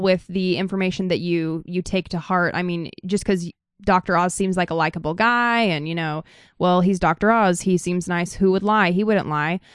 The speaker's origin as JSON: {"language": "English", "region": "Idaho", "country": "United States", "said": "I'm from Idaho"}